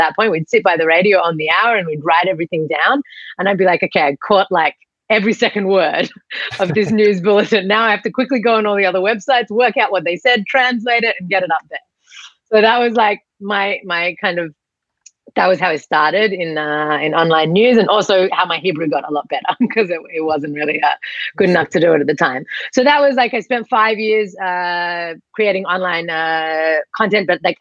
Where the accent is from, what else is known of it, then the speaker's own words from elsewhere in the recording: Australia; moved away as an adult; also born or lived in Sydney, Australia; now in Israel; I was born and raised here in Australia. I moved over to Israel like 15 years ago